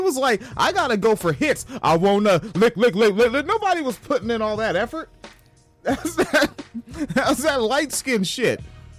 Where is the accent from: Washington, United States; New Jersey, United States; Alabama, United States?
Washington, United States; Tacoma; moved away; The fucking mayor of the town I'm from